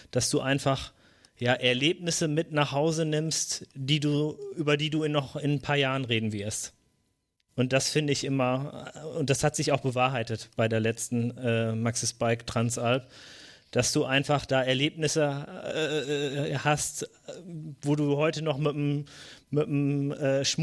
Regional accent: North Rhine-Westphalia, Germany; ich komme aus der Region von Mr. Wade und Reini und Björn, aus dem, also aus der Region vom Teutoburger Wald

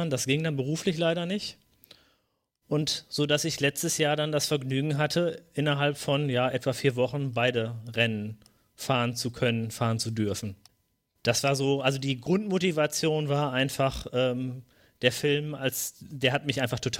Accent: North Rhine-Westphalia, Germany; ich komme aus der Region von Mr. Wade und Reini und Björn, aus dem, also aus der Region vom Teutoburger Wald

